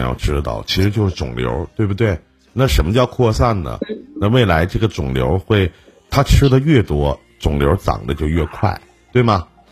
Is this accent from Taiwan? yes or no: no; Shenyang, Liaoning, China; 就是我们沈阳这边